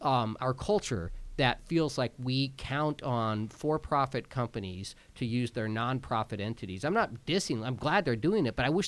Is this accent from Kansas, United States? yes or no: yes; Kansas, United States; I'm from Kansas